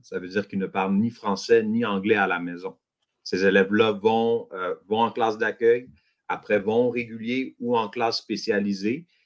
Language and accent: French; Montreal, Quebec, Canada; je suis de Montréal. Euh, je travaille à Montréal, je vis à Montréal